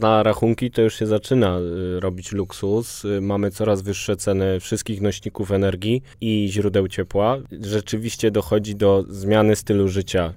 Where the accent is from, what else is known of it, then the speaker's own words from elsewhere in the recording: Kraków, Lesser Poland, Poland; now in Warsaw, Poland; na polu, jestem z Krakowa i z dumą mówię na polu